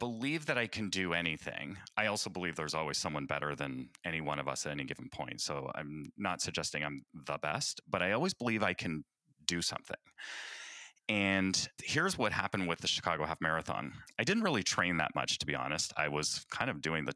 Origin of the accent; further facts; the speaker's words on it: Canada; I hail from the Great White North, O Canada